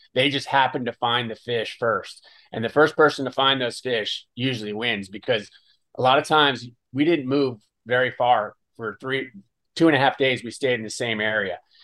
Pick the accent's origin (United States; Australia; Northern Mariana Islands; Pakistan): United States; Dania Beach, Florida; also born or lived in Stuart, Florida; I grew up on Dania Pier